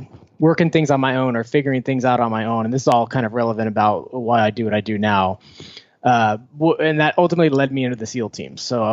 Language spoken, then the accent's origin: English; Foster City, California, United States; Oh, I grew up in the Bay Area, about 20 minutes south of San Francisco in a place called Foster City, right on the bay.